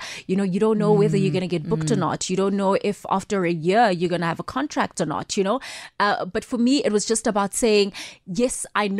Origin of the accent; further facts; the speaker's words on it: Soweto, Gauteng, South Africa; just the environment that I was growing up in Soweto, where there was just this love for football, you know?